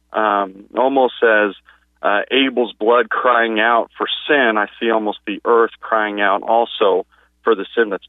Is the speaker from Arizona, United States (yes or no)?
no; California, United States; moved away as an adult; now in Oklahoma, United States; I'm from California, but moved to Oklahoma a few years ago